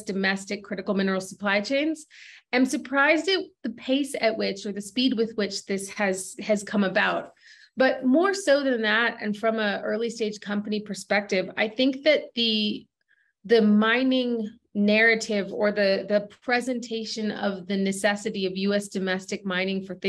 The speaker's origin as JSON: {"language": "English", "country": "United States", "tie": "born or raised there", "moved": "yes", "said": "as a U.S. native who's recently returned to my home country to do mineral exploration"}